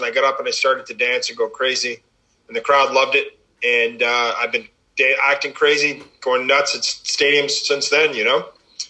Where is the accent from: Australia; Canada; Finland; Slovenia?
Canada; pretty cool being a Canadian kid